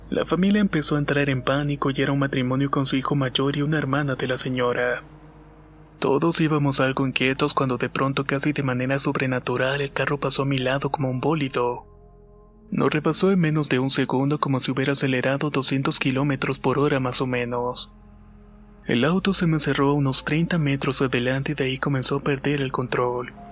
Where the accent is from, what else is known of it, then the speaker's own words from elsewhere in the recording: Bogotá, Colombia; Soy de Bogotá, Colombia, y esto le sucedió a mi tío hace más de 10 años atrás.